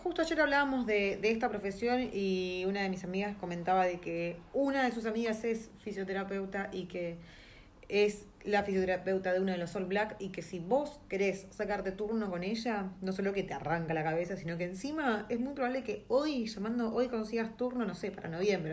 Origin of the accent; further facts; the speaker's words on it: Argentina; now in New Zealand; uno como argentino